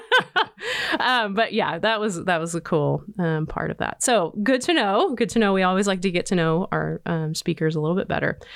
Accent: Nebraska, United States; moved away; I grew up in Nebraska

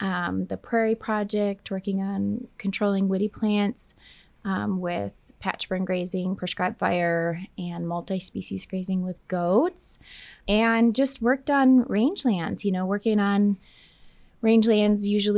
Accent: Minnesota, United States; moved away as an adult; also born or lived in Texas / New Mexico; now in Oklahoma, United States; I'm originally from Minnesota, but I did my bachelor's in range and agronomy in Texas, in West Texas

